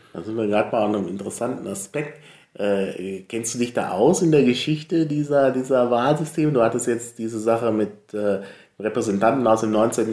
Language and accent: German; North Rhine-Westphalia, Germany; moved away; also born or lived in Franconia, Bavaria; ich bin ja in Nordrhein-Westfalen zur Schule gegangen